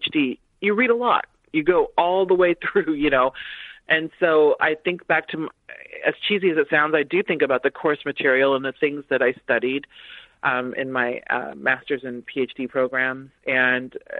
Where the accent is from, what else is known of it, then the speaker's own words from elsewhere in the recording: United States; I'm the daughter of immigrants. So I grew up Haitian American and I grew up Black in America.